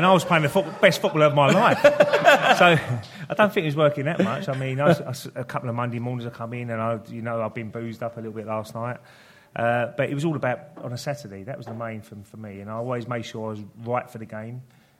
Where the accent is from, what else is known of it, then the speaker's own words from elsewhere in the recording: Dagenham, London, United Kingdom; I was more Dagenham, really.